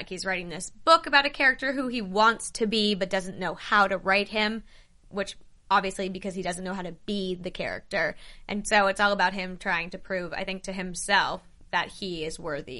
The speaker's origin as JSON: {"language": "English", "region": "Northeast", "country": "United States", "tie": "born or raised there", "said": "I grew up in the Northeast."}